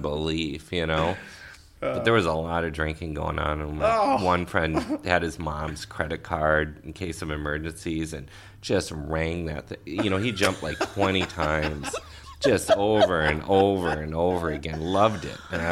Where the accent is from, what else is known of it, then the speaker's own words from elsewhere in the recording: Crystal, Minnesota, United States; I grew up in Crystal